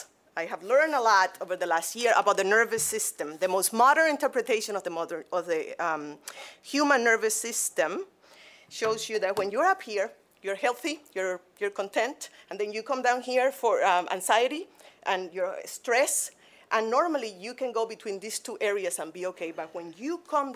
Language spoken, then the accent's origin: English; Cuba; moved away as an adult; now in Grand Rapids, United States; I am originally from Cuba